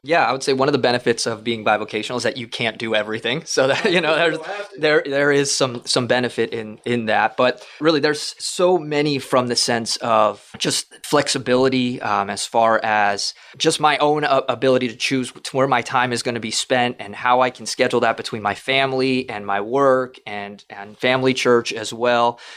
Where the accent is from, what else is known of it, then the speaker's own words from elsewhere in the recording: South Florida, United States; also born or lived in Kentucky; We're both from South Florida.